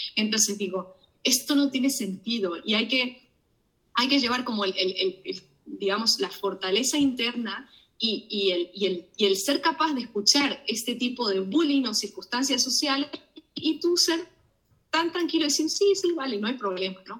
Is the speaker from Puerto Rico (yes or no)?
no; Argentina; moved away; paisanos míos